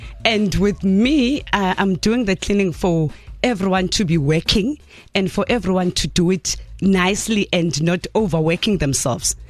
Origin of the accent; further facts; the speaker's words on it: Johannesburg, Gauteng, South Africa; I'm born and bred from Soweto, Diepkloof as on 2